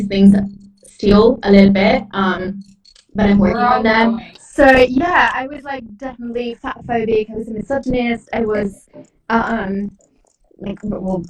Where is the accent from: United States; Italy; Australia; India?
Italy; moved away; I grew up in a small town that never helps with anything. I grew up in Italy